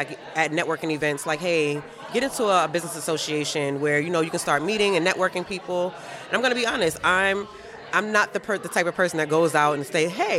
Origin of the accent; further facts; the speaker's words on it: Queens, New York, United States; Okay. Well, I'm from Queens, so.